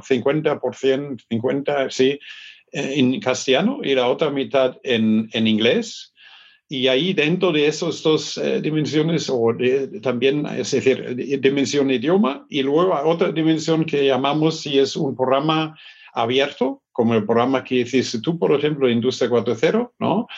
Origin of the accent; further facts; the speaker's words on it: Germany; Spanish is a second language; moved away; also born or lived in Stuttgart; yo soy del norte de Hamburgo